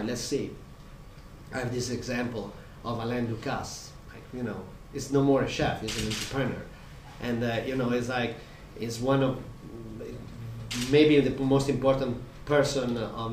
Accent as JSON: {"language": "English", "town": "Modena", "region": "Emilia-Romagna", "country": "Italy", "tie": "born or raised there", "said": "I grew up in Modena in a food valley, you know, in the middle of Emilia-Romagna."}